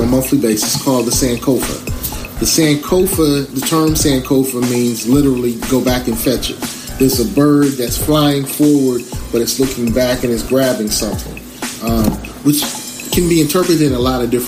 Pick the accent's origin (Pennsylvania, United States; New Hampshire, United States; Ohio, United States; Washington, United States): Ohio, United States; Columbus; moved away as an adult; also born or lived in Brooklyn, New York; now in Virginia Beach, United States; born in Brooklyn, New York, and I was raised in Columbus, Ohio. I moved to Columbus, Ohio when I was 7, 8